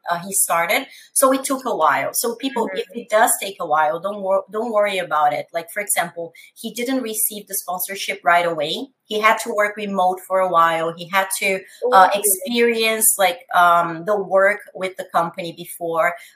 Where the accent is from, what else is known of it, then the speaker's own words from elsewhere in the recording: São Paulo, Brazil; English is a second language; moved away as an adult; now in Canada; I am originally from Brazil, from São Paulo